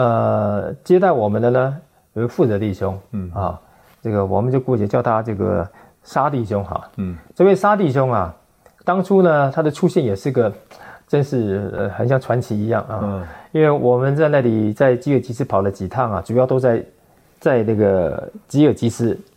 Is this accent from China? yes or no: no; Pingtung, Pingtung County, Taiwan; moved away; 屏东是我的老家